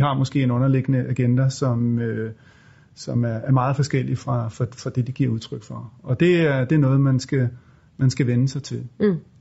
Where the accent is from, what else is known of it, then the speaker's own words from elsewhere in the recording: Denmark; vi er jo danskere, os tre stifter